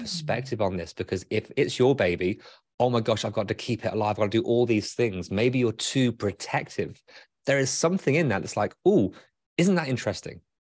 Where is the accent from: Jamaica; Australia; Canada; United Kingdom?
United Kingdom; now in Michigan, United States; I'm British